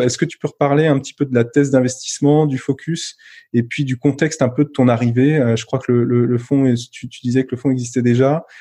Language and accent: French; France; also born or lived in Zurich / Geneva / Paris; j'ai 36 ans, je suis français